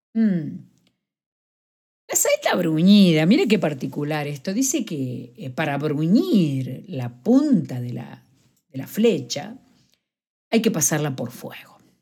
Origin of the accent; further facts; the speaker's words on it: Argentina; now in Madrid, Spain; soy argentina